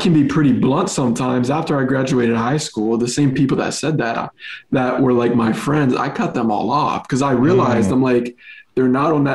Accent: Chambersburg, Pennsylvania, United States; also born or lived in Los Angeles, United States; now in Texas, United States; I'm from Pennsylvania, a town called Chambersburg, right? It's literally Amish and Mennonite people

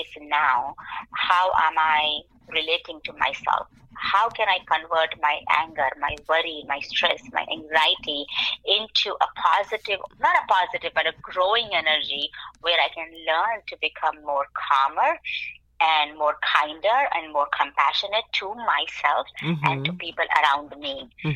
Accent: India; now in Lehigh Valley, United States; me being from an Indian origin

